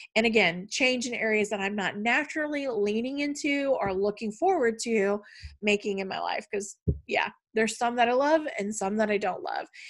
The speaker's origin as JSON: {"language": "English", "region": "Tennessee", "country": "United States", "tie": "born or raised there", "also_born_or_lived": "Missouri", "said": "We moved from Tennessee to Missouri and then back to Tennessee."}